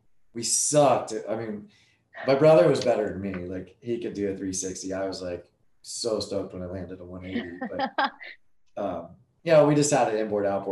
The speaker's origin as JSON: {"language": "English", "town": "Nevada City", "region": "California", "country": "United States", "tie": "born or raised there", "lives_now": "Carlsbad, United States", "said": "I grew up in Northern California, this little town called Nevada City."}